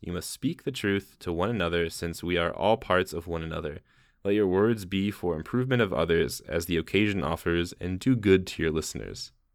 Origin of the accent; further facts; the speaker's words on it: Midwest, United States; we are from the Midwest